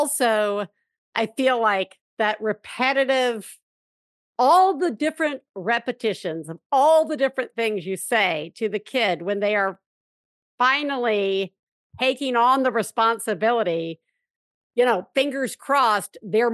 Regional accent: Alabama, United States; I grew up in Alabama

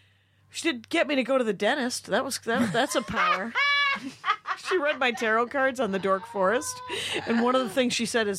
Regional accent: Wisconsin, United States; moved away; my miracles never work in my hometown.

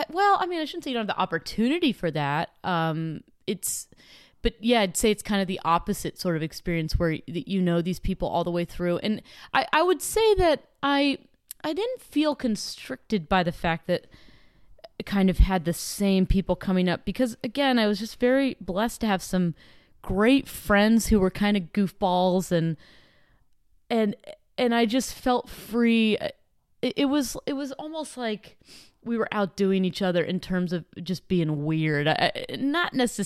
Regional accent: Dillsburg, Pennsylvania, United States; born or raised there

